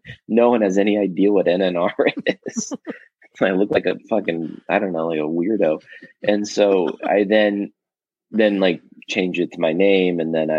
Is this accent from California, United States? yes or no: yes; Los Angeles, California, United States; also born or lived in Toronto, Canada; I grew up in Los Angeles. I was born in Toronto, but I've been in LA since I was like a little kid, like two.